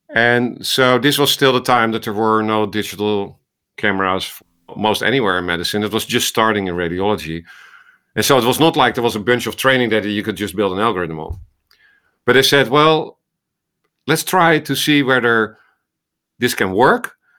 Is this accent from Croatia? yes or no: no; Netherlands; accent: Dutch; moved away as an adult; also born or lived in Amsterdam, Netherlands; now in Iowa, United States; this was in the Netherlands, as you hear from my accent in Amsterdam, came to, uh, to Iowa in two thousand three